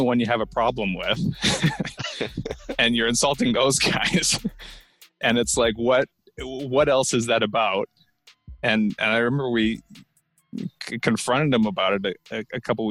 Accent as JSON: {"language": "English", "region": "Massachusetts", "country": "United States", "tie": "born or raised there", "said": "growing up in Massachusetts"}